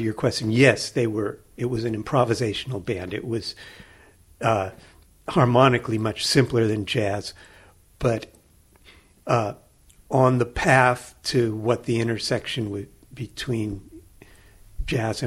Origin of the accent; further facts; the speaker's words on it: San Francisco, California, United States; now in State College, United States; growing up in San Francisco